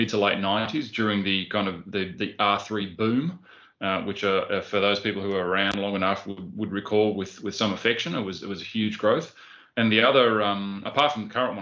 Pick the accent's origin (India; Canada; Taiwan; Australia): Australia; I'm an Aussie, so I'm actually third generation Aussie. So my grandfather actually emigrated out here from Scotland a long time ago. But I've grown up here